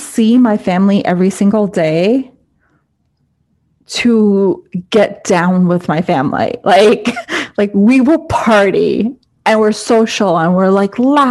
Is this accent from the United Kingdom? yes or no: no; United States; I'm Indian. I'm first generation American